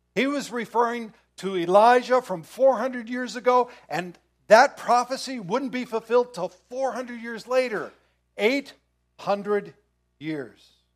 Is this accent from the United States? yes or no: yes; United States; as American Christians